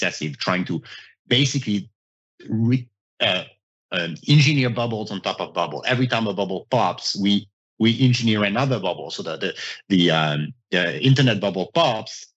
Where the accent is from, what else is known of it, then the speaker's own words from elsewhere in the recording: France; moved away; I'm from France. I mean, growing up in Europe